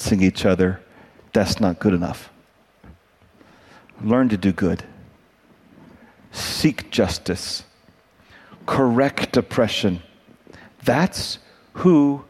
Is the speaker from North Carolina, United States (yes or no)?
yes; North Carolina, United States; I grew up in North Carolina with a little camp that I would go